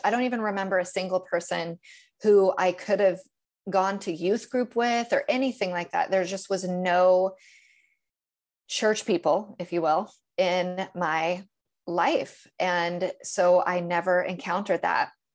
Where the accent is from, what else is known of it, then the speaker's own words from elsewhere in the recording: Northern California, United States; now in Tennessee, United States; I grew up in Northern California, which is a, it's an easy place